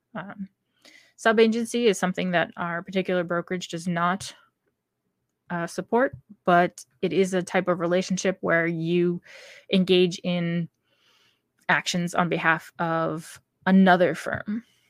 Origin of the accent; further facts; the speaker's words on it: New Hampshire, United States; my home state of New Hampshire